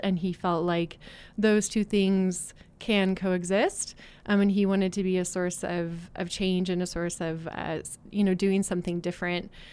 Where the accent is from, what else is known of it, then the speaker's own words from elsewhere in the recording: West Coast, United States; moved away as an adult; also born or lived in Boston / Oregon; now in Utah, United States; I'm originally from the West Coast, but I had been living out in Boston for the last eight years. Um, and I felt like, you know, I kind of want to get back closer to home. My family's in, in Oregon